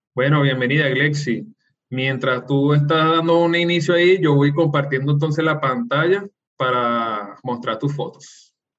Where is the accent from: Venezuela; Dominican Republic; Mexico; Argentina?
Venezuela; así como nosotros somos los venezolanos